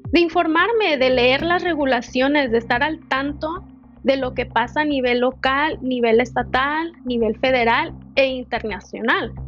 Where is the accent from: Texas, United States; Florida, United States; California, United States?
California, United States; Los Angeles; moved away as an adult; also born or lived in Denver, Colorado; Yo nací y fui criada en Los Ángeles